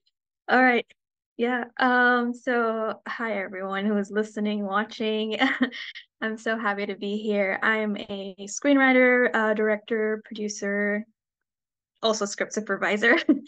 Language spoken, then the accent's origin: English; Baghdad, Baghdad Governorate, Iraq; born there; And as an Iraqi, I was born in Baghdad. That kind of never escaped me.